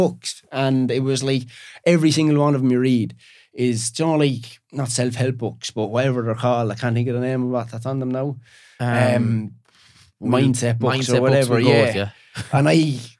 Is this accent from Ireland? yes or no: yes; Ireland; Like I was a plasterer from Ireland, but I was reading a book about Monk.